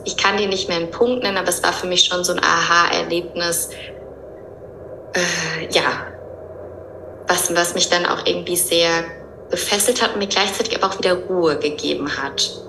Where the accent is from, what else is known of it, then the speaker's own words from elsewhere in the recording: Höhr-Grenzhausen, Rhineland-Palatinate, Germany; moved away as an adult; also born or lived in Cologne; now in Barcelona, Spain; Ursprünglich komme ich aber aus dem Westerwald